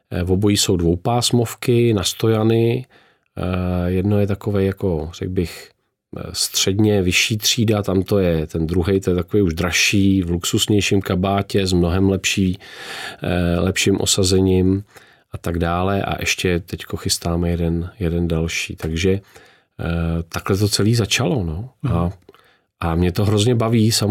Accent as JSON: {"language": "Czech", "town": "Hýskov", "region": "Central Bohemian Region", "country": "Czechia", "said": "Já jsem z Hískova u Berouna"}